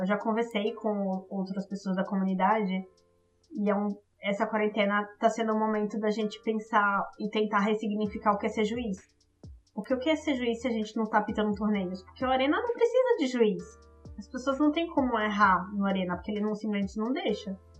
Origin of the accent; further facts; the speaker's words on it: Alagoas, Brazil; also born or lived in Maceió; now in São Paulo, Brazil; eu sou alagoana, mas eu moro aqui em São Paulo já há 10 anos